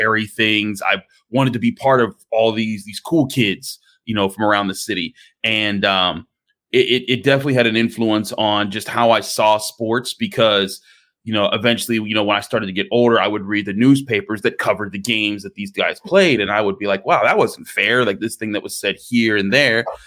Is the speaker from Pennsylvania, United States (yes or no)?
yes; Pittsburgh, Pennsylvania, United States; I did grow up in Pittsburgh. I grew up in the Point Breeze Homewood area, uh, the east end of the city